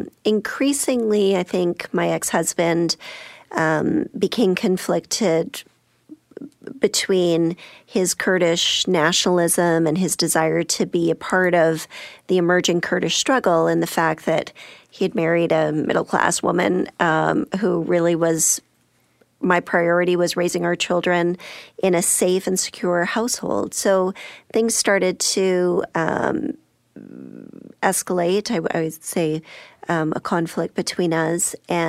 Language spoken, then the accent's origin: English; Alberta, Canada; So I was raised in Alberta, and while attending university there